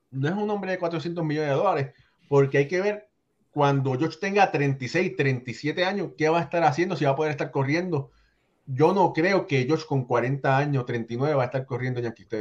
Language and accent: Spanish; Dominican Republic; soy dominicano y para mí solo vale 3.80 por 12 años, hermano